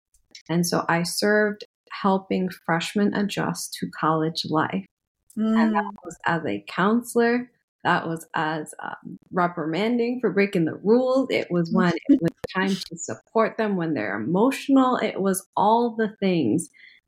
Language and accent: English; Trinidad & Tobago; aside from identifying as Trinidadian, I've never been to India.